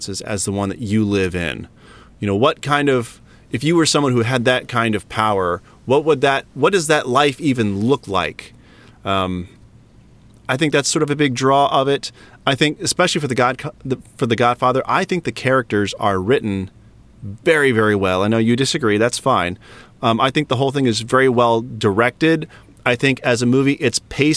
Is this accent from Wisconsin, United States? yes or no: no; Ohio, United States; I grew up in Ohio